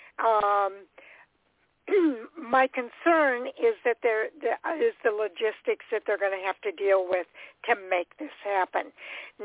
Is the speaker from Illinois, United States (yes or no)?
yes; Chicago, Illinois, United States; I'm from the Chicago area. I lived in Chicago for 40 years